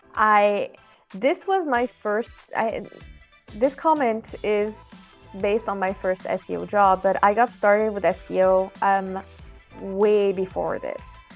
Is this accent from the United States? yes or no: no; France; moved away; I'm originally from France